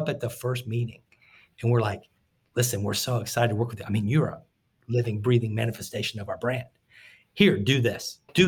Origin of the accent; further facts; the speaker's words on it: Tampa, Florida, United States; I grew up in Tampa